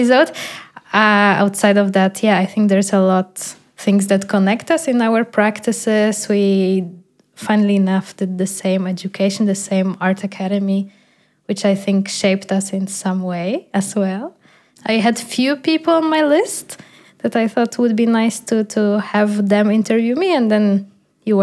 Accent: Poland; first language Polish; English is a second language; moved away as an adult; also born or lived in Netherlands; now in Berlin, Germany; I'm moving out from Poland

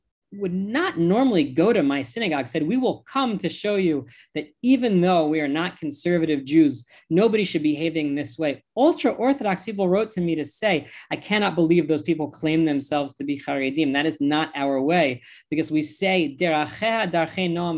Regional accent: United States; accent: American; now in Israel; I was born in the United States.

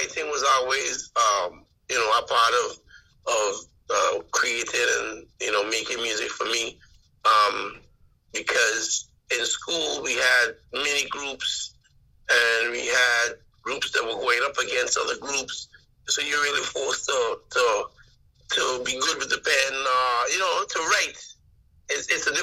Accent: The Quarter, Anguilla; I grew up in the Quarter

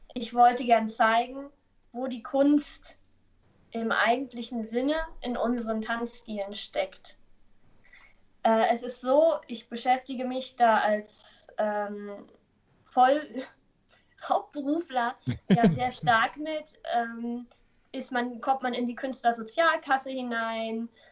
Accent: Neuruppin, Brandenburg, Germany; now in Hamburg, Germany; ursprünglich komme ich aus Neuruppin. Das ist ähm, nördlich von Berlin.

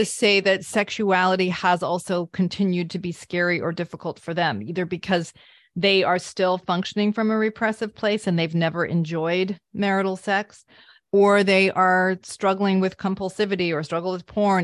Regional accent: Vermont, United States; I grew up in Vermont

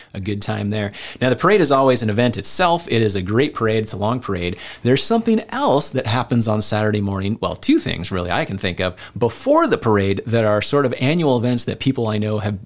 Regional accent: Decorah, Iowa, United States; I grew up in Decorah

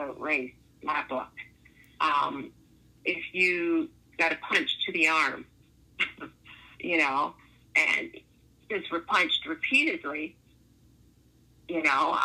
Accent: Toronto, Ontario, Canada; what part of Toronto I'm from

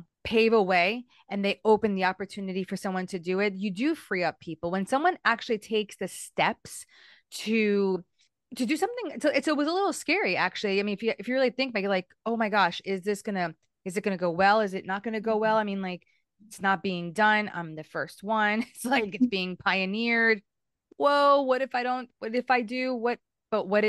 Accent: United States; I remember growing up in the United States. So I'm Hispanic, right?

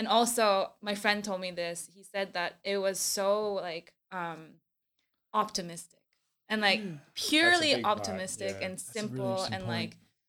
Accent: California, United States; also born or lived in Vancouver, Canada; Yeah, I grew up in California and Vancouver, Canada.

